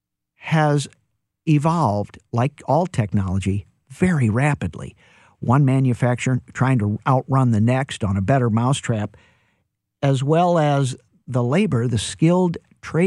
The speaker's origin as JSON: {"language": "English", "town": "St. Louis", "region": "Missouri", "country": "United States", "tie": "born or raised there", "said": "I'm born and raised in St. Louis"}